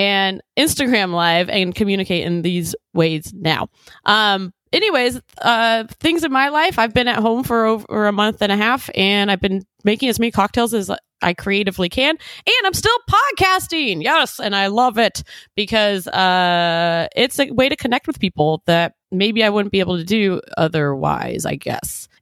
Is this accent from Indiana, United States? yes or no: no; Live Oak, California, United States; I lived in Live Oak. I grew up in Live Oak.